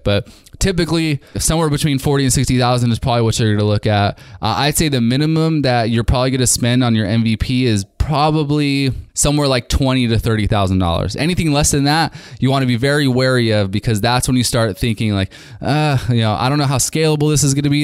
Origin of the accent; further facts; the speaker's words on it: California, United States; from California, my hometown